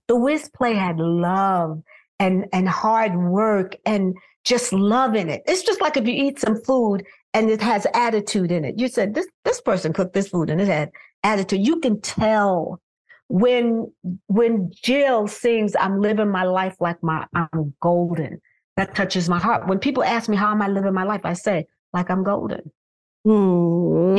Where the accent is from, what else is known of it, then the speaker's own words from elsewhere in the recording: New York City, New York, United States; I'm from Brooklyn, New York, grew up in Bed Stuy